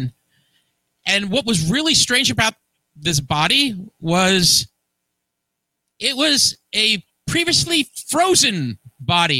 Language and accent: English; Hackensack, New Jersey, United States; my hometown of Hackensack, New Jersey